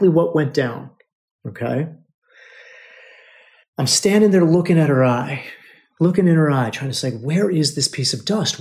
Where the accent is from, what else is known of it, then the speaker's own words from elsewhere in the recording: United States; They don't know that we're American